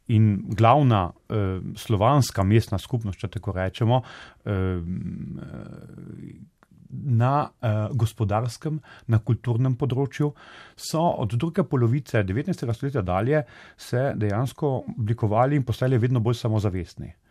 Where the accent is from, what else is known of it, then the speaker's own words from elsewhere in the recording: Slovenia; da smo Slovenci, nasplošno Slovenci, od mm, Kranci, Štajerci, Dolenci in tako naprej